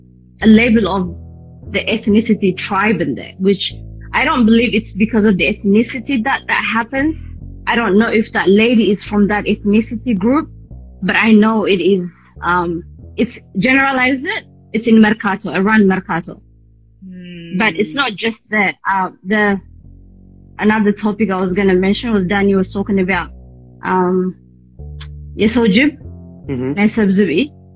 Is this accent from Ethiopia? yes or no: yes; Addis Ababa, Ethiopia; English is a second language; also born or lived in Asmara, Eritrea; So I was born in Asmara. So my father brought us to Addis, me and my sister. So once we moved into Addis, this is a very, very long time ago.